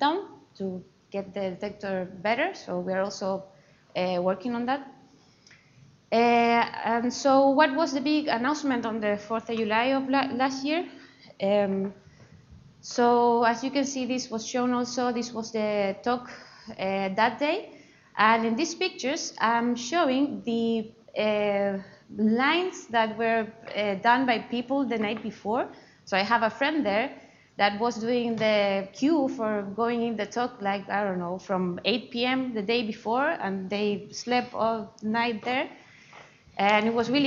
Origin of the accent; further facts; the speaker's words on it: Chile; English is a second language; moved away as an adult; now in Edinburgh, United Kingdom; as you see from my accent, I am not from UK. I come from Chile, so South America